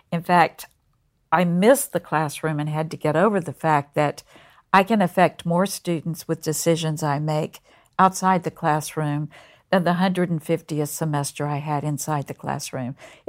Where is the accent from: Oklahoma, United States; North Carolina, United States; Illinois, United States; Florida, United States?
North Carolina, United States; Concord; I grew up just outside of Mill Village in Concord, North Carolina.